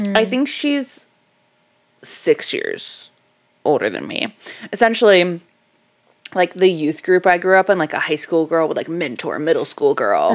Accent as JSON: {"language": "English", "town": "Dunedin", "region": "Florida", "country": "United States", "tie": "born or raised there", "said": "I was born in Dunedin."}